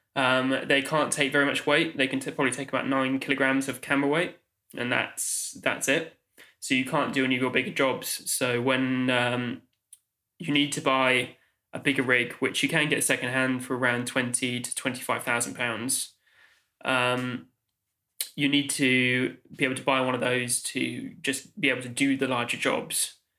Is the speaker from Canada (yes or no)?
no; Oxford, South East England, United Kingdom; moved away as an adult; now in London, United Kingdom; I grew up in Oxfordshire, uh, Oxford